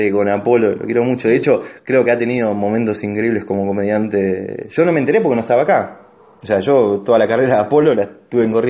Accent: Argentina; cuando uno tiene mucha seguridad le pasa como Argentina en todos los putos mundiales, Martín. ¿Me entendés? Siempre en todos los mundiales como Argentina favorito, Argentina favorito. El día que no seamos favorito ganamos el mundial.

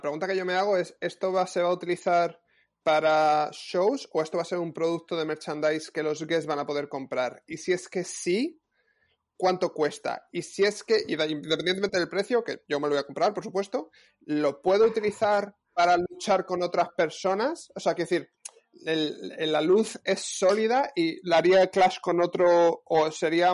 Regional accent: Spain; now in Paris, France; tú y yo que somos españoles

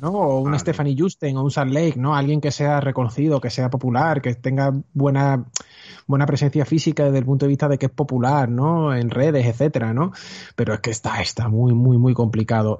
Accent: Seville, Andalusia, Spain; quiero producir dentro de mi tierra. O sea, quiero quedarme aquí, no quiero ser otro de los que emigre

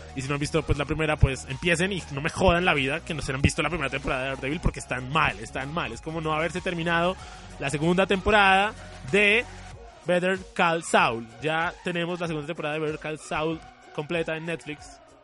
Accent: Colombia; nosotros pues somos colombianos

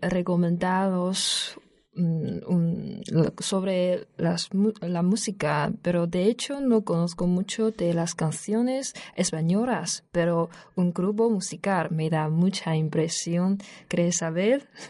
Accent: northern China, China; Spanish is a second language; moved away as an adult; now in Alcalá de Henares, Spain; soy del norte de China

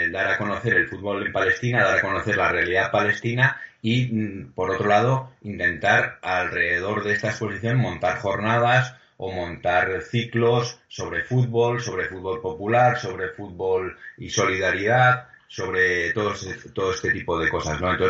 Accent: Pamplona, Navarre, Spain; moved away; como somos de Pamplona

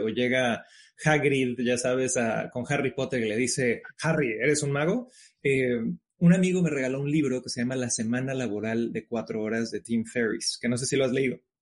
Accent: Cancún, Quintana Roo, Mexico; moved away as an adult; now in New York, United States; yo soy originario de Cancún, México, padre chileno, madre mexicana

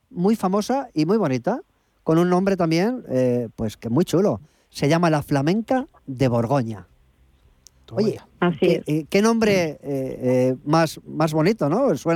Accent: Barcelona, Catalonia, Spain; now in Jaén, Spain; de Barcelona pero estoy en Jaén

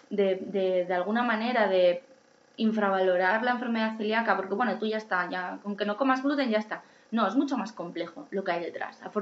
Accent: Asturias, Spain; now in Madrid, Spain; A mí cuando yo me vine a Madrid de Asturias no me lo hacían eh, y lo pedí yo y mi médico entendió perfectamente que me lo tenía que hacer y desde entonces, y llevo aquí 20 años

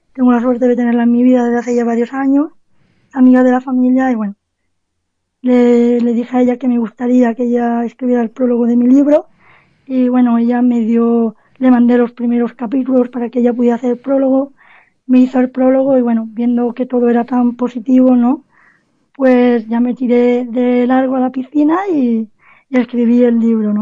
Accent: Cádiz, Andalusia, Spain; nací, nací en Cádiz

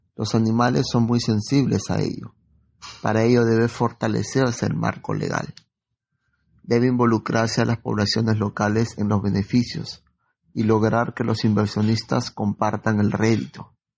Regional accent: Lima, Peru; mis amigos de Lima, en la primaria

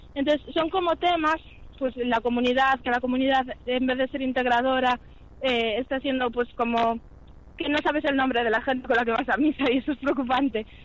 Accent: Vigo, Galicia, Spain; moved away as an adult; now in Santiago de Compostela, Spain; nací en Vigo. Llevo aquí en Santiago viviendo solo los últimos seis años

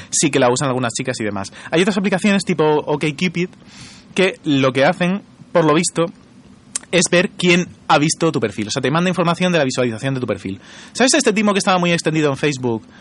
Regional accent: Region of Murcia, Spain

